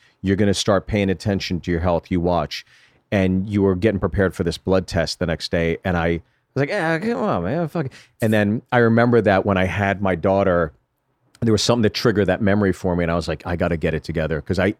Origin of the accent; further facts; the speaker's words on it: Ohio, United States; Hey, I'm from Ohio.